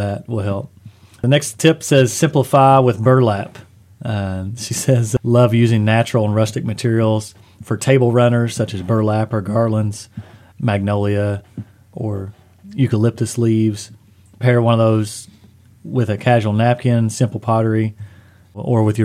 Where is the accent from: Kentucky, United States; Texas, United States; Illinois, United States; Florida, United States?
Kentucky, United States; Eastern; growing up in Eastern Kentucky